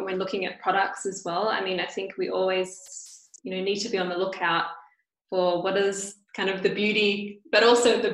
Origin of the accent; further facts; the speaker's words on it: Perth, Western Australia, Australia; moved away as an adult; I come from Perth, which is very southwest of Australia.